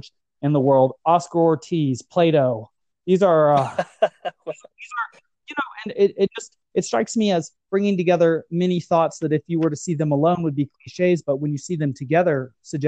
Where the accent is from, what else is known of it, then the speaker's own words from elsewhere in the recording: United States; As an American